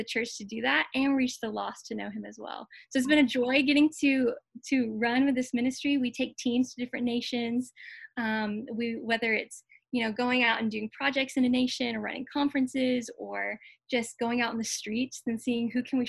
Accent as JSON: {"language": "English", "region": "Tennessee", "country": "United States", "tie": "born or raised there", "said": "I was born and raised in Tennessee."}